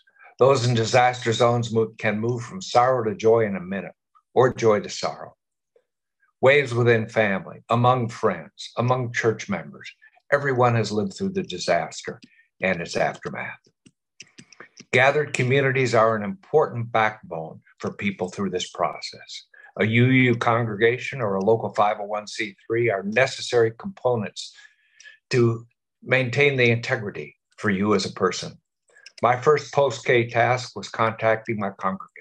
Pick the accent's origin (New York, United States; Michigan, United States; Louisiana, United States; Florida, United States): Louisiana, United States; New Orleans; we New Orleanians